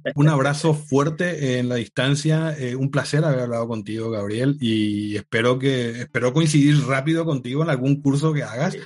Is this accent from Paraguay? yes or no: yes; Paraguay; also born or lived in United States / Italy; now in Madrid, Spain; yo soy de Paraguay